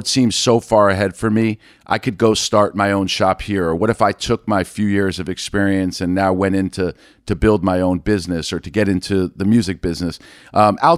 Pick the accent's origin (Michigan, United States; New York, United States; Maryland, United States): New York, United States; New York City; growing up in New York City